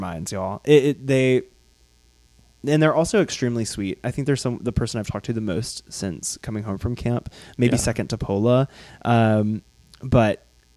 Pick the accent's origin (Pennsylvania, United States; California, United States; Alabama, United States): Alabama, United States; Birmingham; I am from Birmingham, Alabama.